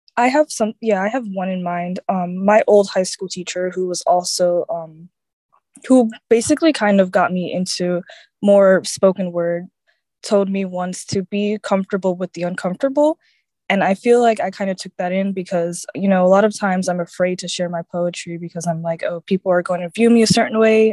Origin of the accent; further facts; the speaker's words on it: Orlando, Florida, United States; I'm from Orlando, Florida